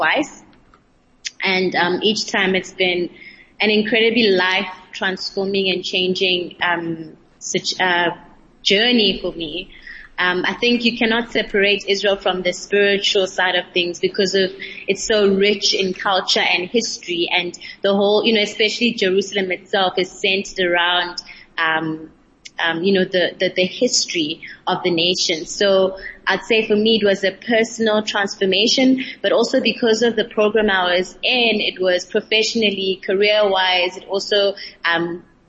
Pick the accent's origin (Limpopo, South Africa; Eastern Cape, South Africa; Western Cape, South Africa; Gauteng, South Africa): Eastern Cape, South Africa; East London; From the Eastern Cape, London